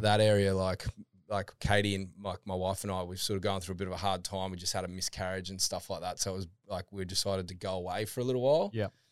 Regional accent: Toowoomba, Queensland, Australia; moved away as an adult; now in Gold Coast, Australia; originally, I'm from um, Toowoomba

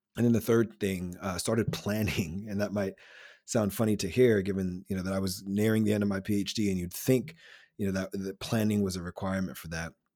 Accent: Silver Spring, Maryland, United States; I'm originally from Silver Spring, Maryland, though I'm a Nija boy

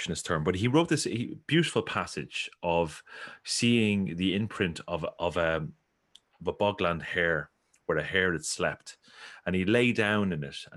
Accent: Ireland; I grew up in the Gaeltacht

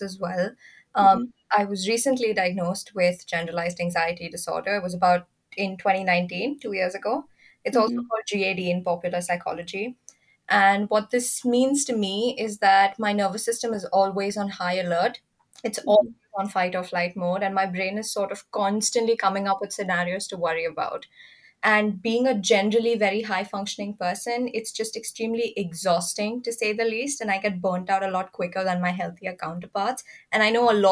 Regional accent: India; moved away as an adult; now in United Kingdom; I hail from India

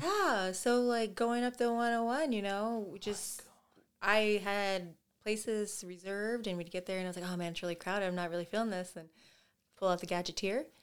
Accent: Oklahoma, United States; I'm very glad I grew up in Oklahoma

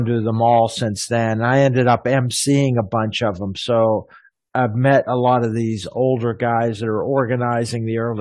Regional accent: United States; moved away as an adult; also born or lived in Kuwait / Cairo, Egypt; I was from the States originally

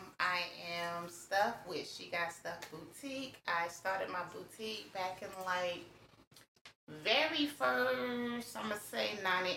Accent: Raleigh, North Carolina, United States; I'm originally from Raleigh.

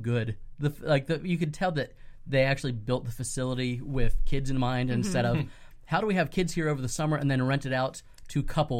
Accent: Pinellas County, Florida, United States; moved away as an adult; also born or lived in Dallas, Texas / Fort Worth, Texas; I grew up here in Pinellas County, and zero Young Life presence, right. You know, through the 90s when I was growing mm-hmm. up. When I moved to Texas to go to graduate school

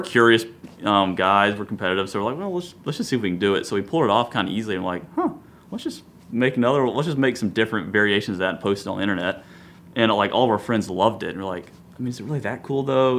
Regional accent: Columbia, South Carolina, United States; grew up Columbia, went to South Carolina

